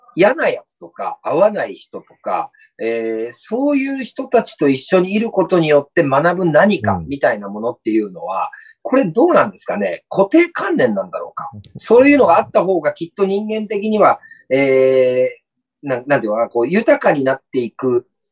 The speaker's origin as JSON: {"language": "Japanese", "town": "Shimonoseki", "region": "Yamaguchi", "country": "Japan", "said": "僕ら下関市民もお金を出せばそういう学習ができる"}